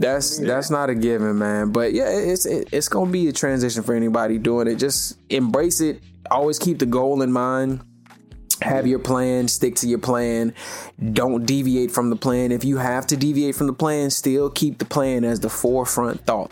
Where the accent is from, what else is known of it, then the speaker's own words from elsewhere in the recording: the South, United States; I'm from the South